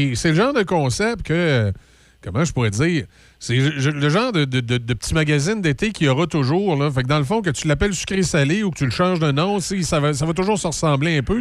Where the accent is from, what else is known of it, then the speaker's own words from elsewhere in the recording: Quebec City, Quebec, Canada; moi, j'ai grandi évidemment à Saint-Émile